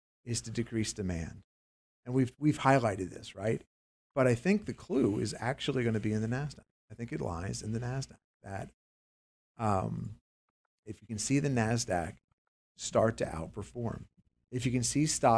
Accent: Pennsylvania, United States; I grew up near the Mannheim Auto Auctions in Pennsylvania

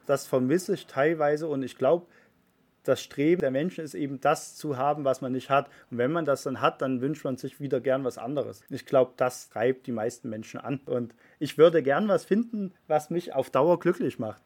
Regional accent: Germany; wir sind Deutsche

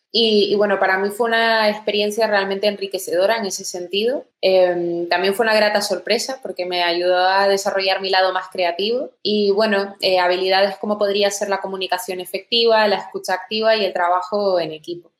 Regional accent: Tenerife, Canary Islands, Spain; moved away as an adult; also born or lived in England; soy originalmente de Tenerife, ahí es donde crecí

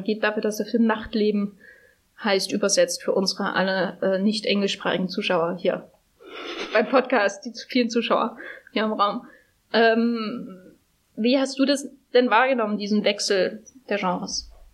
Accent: Gera, Thuringia, Germany; now in Berlin, Germany; meiner Heimatstadt Gera

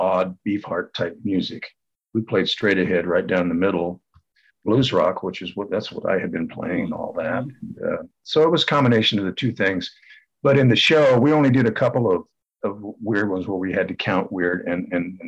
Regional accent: California, United States; I was from California

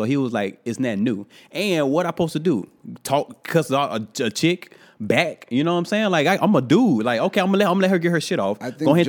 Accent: New York, United States; being a New Yorker, however you wanna say it was, it's still not right to talk to people like that.

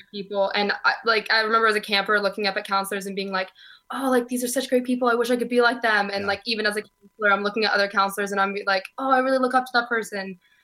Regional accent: Oregon, United States; also born or lived in Southern California; now in Glasgow, United Kingdom; I was born in Southern California and I moved to Oregon when I was nine.

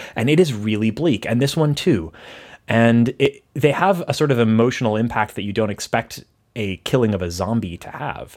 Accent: Texas, United States; I'm from Texas

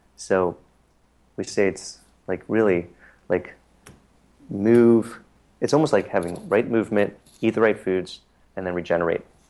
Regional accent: Harrisburg, Pennsylvania, United States; now in New York City, United States; my hometown of Harrisburg, Pennsylvania

